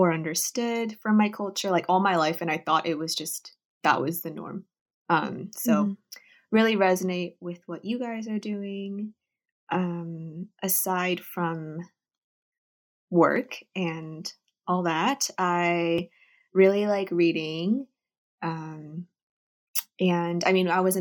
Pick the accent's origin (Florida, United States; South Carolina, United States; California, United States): California, United States; Bay Area; also born or lived in Korea; Grew up all around the Bay Area, but I'm in the East Bay now